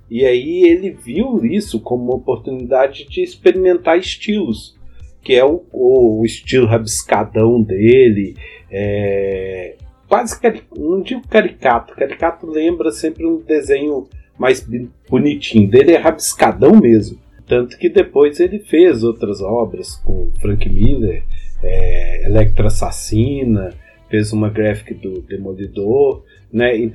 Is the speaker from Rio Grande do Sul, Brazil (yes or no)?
no; Belo Horizonte, Minas Gerais, Brazil; eu sou de Belzonte, não saio daqui não